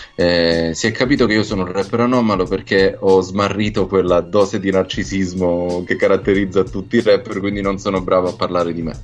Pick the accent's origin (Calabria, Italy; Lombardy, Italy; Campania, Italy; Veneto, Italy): Calabria, Italy; also born or lived in Rome; now in Milan, Italy; sono calabrese, ho vissuto tanti anni a Roma, ora sto da tanti anni a Milano